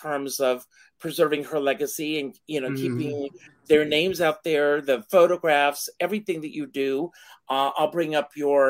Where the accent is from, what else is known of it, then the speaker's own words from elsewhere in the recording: South Carolina, United States; came from South Carolina. I worked hard to get rid of it.